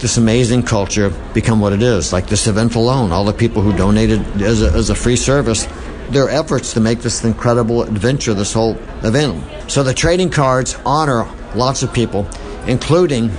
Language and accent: English; Boston, Massachusetts, United States; I'm from Boston